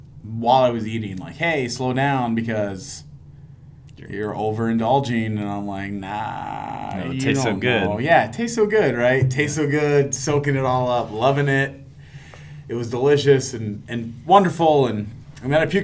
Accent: Norfolk, Nebraska, United States; I'm from Norfolk, Nebraska.

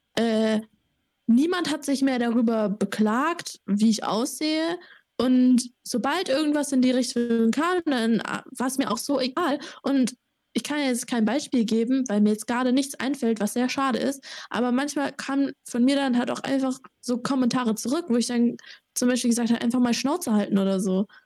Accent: Sandhausen, Baden-Württemberg, Germany; moved away as an adult; now in Erlangen, Germany; ich komme auch aus Sandhausen, Heidelberg

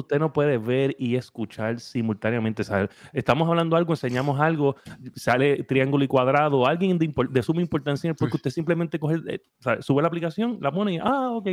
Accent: Puerto Rico; somos de Puerto Rico

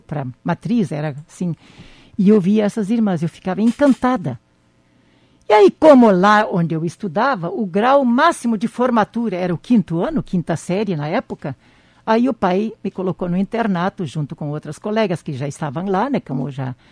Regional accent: Campina das Missões, Rio Grande do Sul, Brazil; moved away; na comunidade onde eu nasci

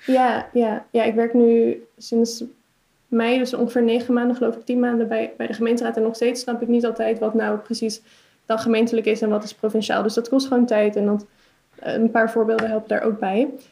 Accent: Utrecht, Netherlands; ik kom uit Utrecht

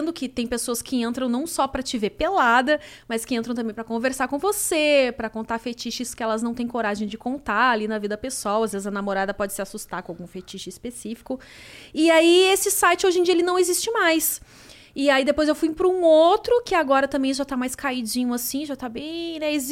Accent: Porto Alegre, Rio Grande do Sul, Brazil; Eu sou de Porto ah, Alegre.

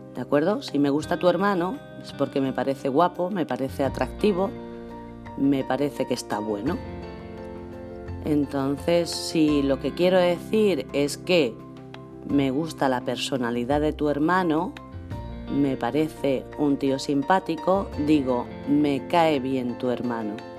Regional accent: Spain; also born or lived in Marbella, Spain; hablamos los españoles

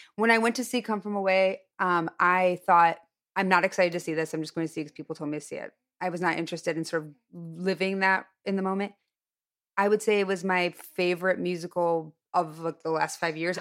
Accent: Highland Park, Illinois, United States; born or raised there; moved away

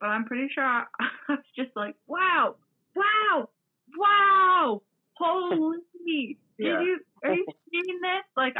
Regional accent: Regina, Saskatchewan, Canada; no, I'm from Canada.

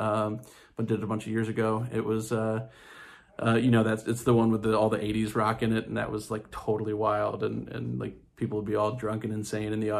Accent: Jacksonville, Florida, United States; also born or lived in New York City, United States; now in Montclair, United States; I grew up in Jacksonville, Florida, but I've lived in New York almost 20 years now

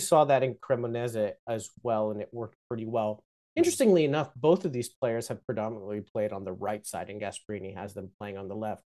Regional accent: United States; I'm American

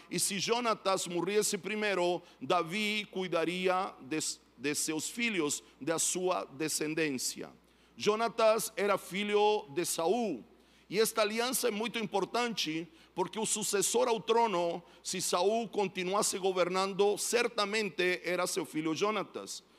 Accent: Chile; Portuguese is a second language; now in São Paulo, Brazil; eu sou chileno, moro em São Paulo

